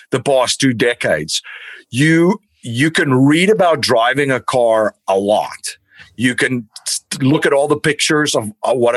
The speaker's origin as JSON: {"language": "English", "town": "Stellenbosch", "region": "Western Cape", "country": "South Africa", "tie": "born or raised there", "moved": "yes", "lives_now": "United States", "said": "I grew up in Stellenbosch in South Africa"}